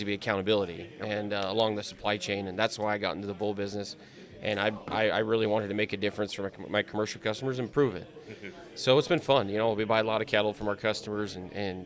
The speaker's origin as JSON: {"language": "English", "region": "Wyoming", "country": "United States", "tie": "born or raised there", "also_born_or_lived": "Lusk, Wyoming / Campbell County, Wyoming", "moved": "as an adult", "lives_now": "Nebraska, United States", "said": "my family homesteaded in the early 1900s in Lusk, and then I graduated from Campbell County High School, and then went to the University of Wyoming"}